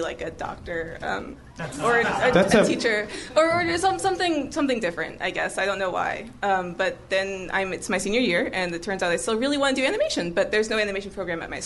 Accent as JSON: {"language": "English", "town": "Orlando", "region": "Florida", "country": "United States", "also_born_or_lived": "Baltimore", "said": "I'm from Orlando, Florida"}